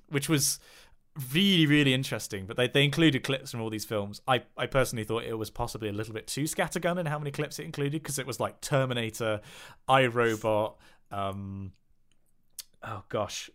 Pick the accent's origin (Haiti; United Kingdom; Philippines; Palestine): United Kingdom; West Country, South West England; I'm from the West Country